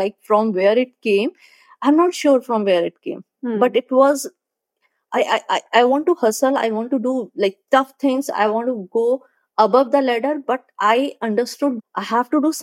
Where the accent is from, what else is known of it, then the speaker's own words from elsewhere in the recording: Agra, Uttar Pradesh, India; moved away as an adult; also born or lived in Hamirpur / Delhi / Hyderabad; I'm basically from Agra. I am born in Agra, brought up in Agra